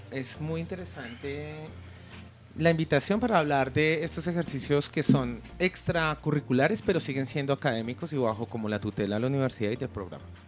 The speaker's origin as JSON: {"language": "Spanish", "country": "Colombia", "said": "lo que somos hoy en día como colombianos"}